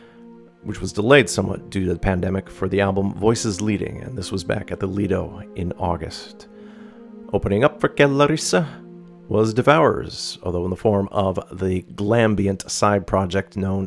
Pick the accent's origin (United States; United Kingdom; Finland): Finland; North Karelia; now in Vancouver, Canada; I'm from North Karelia there.